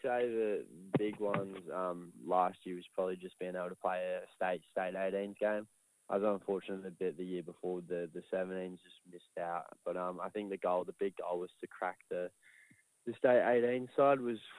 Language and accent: English; England, United Kingdom; because originally I'm from England